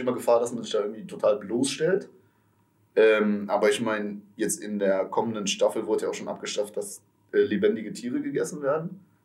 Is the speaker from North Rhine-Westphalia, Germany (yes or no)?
yes; Aachen, North Rhine-Westphalia, Germany; born or raised there